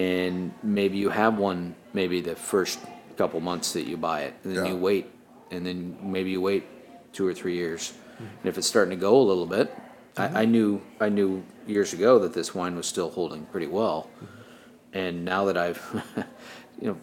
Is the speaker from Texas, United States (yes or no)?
yes; Texas, United States; I'm from Texas